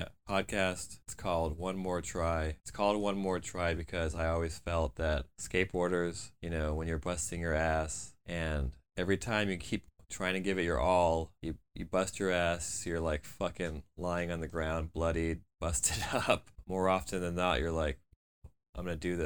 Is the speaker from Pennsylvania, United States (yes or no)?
no; outside of the Fort Lauderdale area, Florida, United States; I'm also from Florida, outside of the Fort Lauderdale area